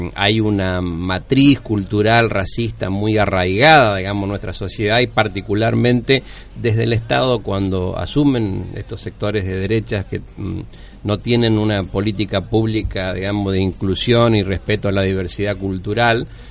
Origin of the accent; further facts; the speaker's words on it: Argentina; nos ofende como argentinos